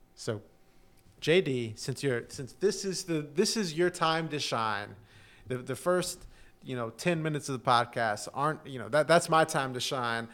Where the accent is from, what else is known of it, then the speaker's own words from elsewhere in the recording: Houston, Texas, United States; my hometown team, Houston Texans